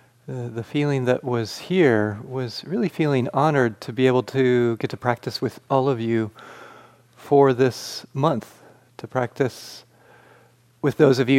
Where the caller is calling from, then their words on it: Flagstaff, Arizona, United States; As Greg said … I'm joining you from Flagstaff, Arizona.